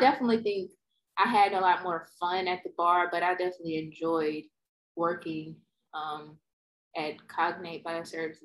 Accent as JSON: {"language": "English", "town": "Pass Christian", "region": "Mississippi", "country": "United States", "tie": "born or raised there", "also_born_or_lived": "New Orleans, Louisiana / Memphis, Tennessee", "moved": "as an adult", "lives_now": "Houston, United States", "said": "my hometown is like an hour or less from new orleans wasn't a big move at all but you know it's kind of big to me i come from a small town pastortown mississippi"}